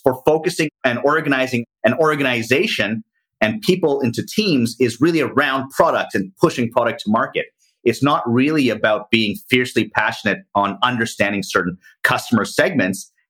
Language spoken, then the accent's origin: English; Toronto, Ontario, Canada; moved away as an adult; now in Asia; I'm Canadian from Toronto, Canada, have been living out in Asia for the past 20 years